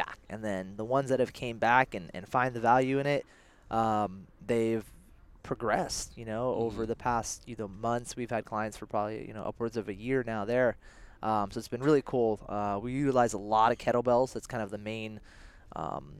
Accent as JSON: {"language": "English", "town": "Belmont", "region": "California", "country": "United States", "tie": "born or raised there", "said": "I grew up here in the Bay Area"}